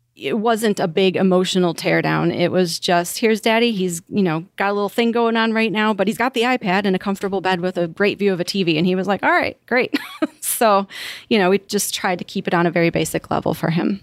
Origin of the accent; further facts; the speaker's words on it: Wisconsin, United States; now in Naples, United States; I'm from Wisconsin